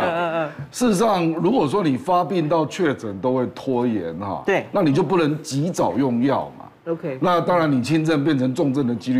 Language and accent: Chinese; Taiwan; 所以我觉得我们台湾人技术一定有的啦